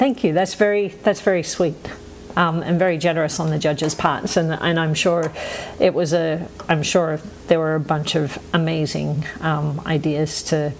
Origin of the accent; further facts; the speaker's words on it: Australia; moved away; been out of Australia for long enough to pick up a funny accent, as you can all tell. I still identify as an Aussie, right? Like, I still have an Aussie sense of humour.